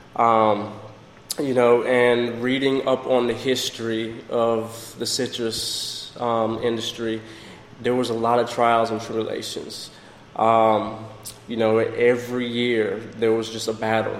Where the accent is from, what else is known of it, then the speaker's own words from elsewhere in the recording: Jamaica; also born or lived in northern United States; now in Florida, United States; originally I'm from Jamaica